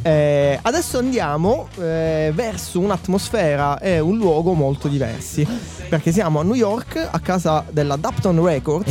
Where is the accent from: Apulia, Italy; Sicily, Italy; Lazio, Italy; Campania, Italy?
Sicily, Italy; io da siciliano